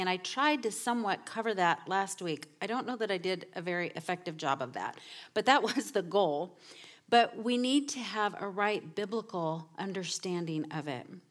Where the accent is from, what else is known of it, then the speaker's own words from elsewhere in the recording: Southern California, United States; moved away; I come from Southern California, where everything is about image